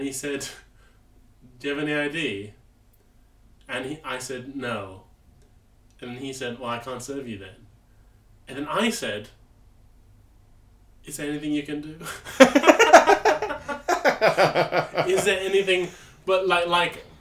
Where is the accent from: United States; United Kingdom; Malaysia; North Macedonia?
Malaysia; moved away; I grew up in Malaysia